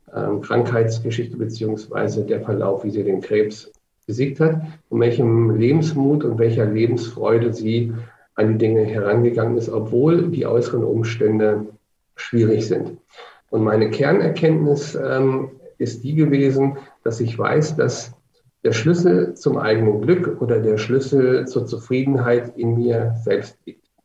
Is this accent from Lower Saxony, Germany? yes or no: yes; Hanover, Lower Saxony, Germany; also born or lived in Magdeburg; now in Nuremberg, Germany; ich komme ursprünglich aus Hannover